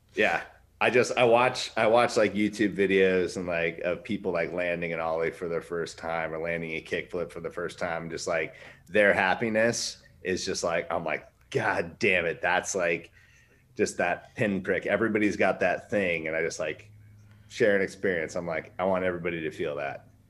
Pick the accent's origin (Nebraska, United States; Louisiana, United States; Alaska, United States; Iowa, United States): Alaska, United States; Wasilla; I built a skate park in my hometown. Um, hmm battled against that when Sarah Palin was our mayor